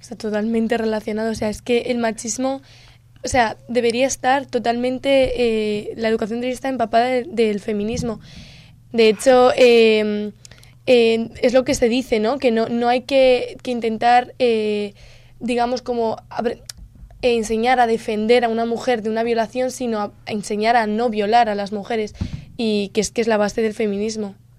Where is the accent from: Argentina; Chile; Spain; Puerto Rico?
Spain; una palabra que tengamos nosotros los españoles en nuestro vocabulario